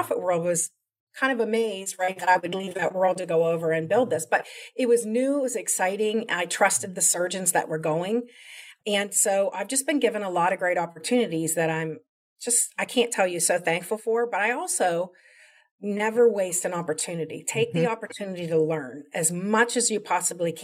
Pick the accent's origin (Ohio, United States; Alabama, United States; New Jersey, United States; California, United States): Ohio, United States; Columbus; moved away; I'm from Columbus, Ohio, originally